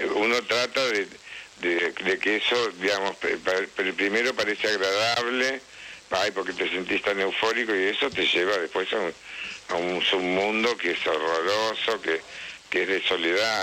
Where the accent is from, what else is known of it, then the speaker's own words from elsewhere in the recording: Tostado, Santa Fe, Argentina; moved away; Tostado, que es mi pueblo